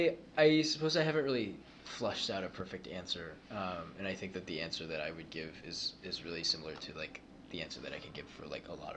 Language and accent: English; Cleveland, Ohio, United States; From Cleveland.